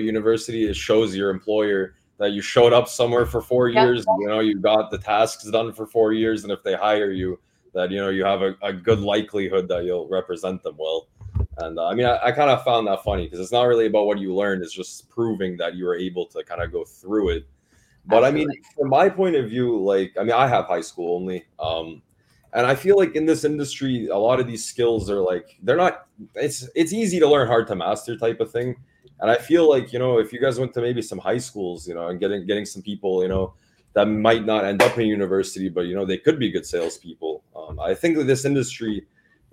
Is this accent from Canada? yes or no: yes; Canada; moved away; I'm from Canada. I'm born and raised in Canada.